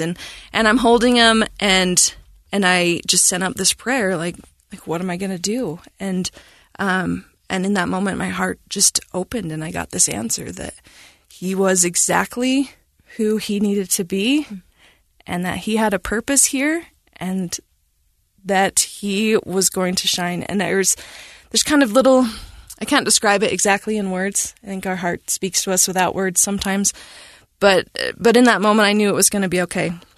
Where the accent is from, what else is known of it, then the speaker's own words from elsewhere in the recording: Cache Valley, Utah, United States; I was born in Cache Valley, and, um, we moved around a bit, and as my dad, uh, rejoined the Army. And so when I was seven, we ended up back in Cache Valley, and, um, I went to school there